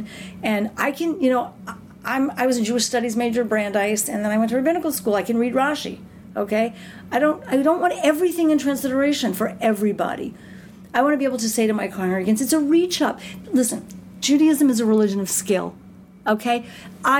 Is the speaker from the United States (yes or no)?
no; Canada; We're Canadian